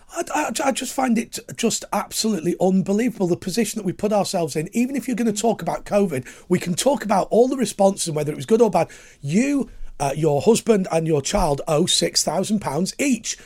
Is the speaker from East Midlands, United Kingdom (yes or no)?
no; Lancashire coalfield, North West England, United Kingdom; I grew up on the Lancashire coalfield